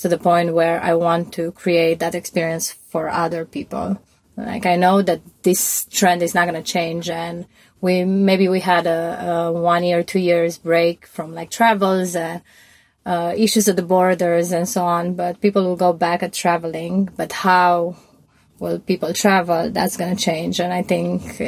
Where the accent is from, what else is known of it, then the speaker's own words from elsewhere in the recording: Romania; moved away as an adult; also born or lived in New York / Mexico / Turkey / Berlin; now in Portugal; I'm from Romania. I grew up there. I grew up in a small village in Romania